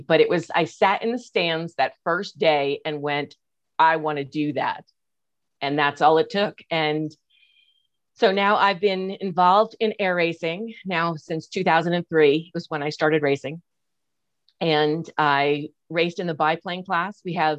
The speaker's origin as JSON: {"language": "English", "region": "East Coast", "country": "United States", "lives_now": "Reno, United States", "said": "Yeah, I'm originally from the East Coast and moved out to California in 1991."}